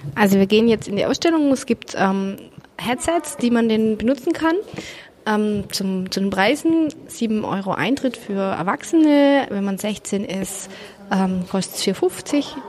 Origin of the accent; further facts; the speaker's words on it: Germany; bei uns in Deutschland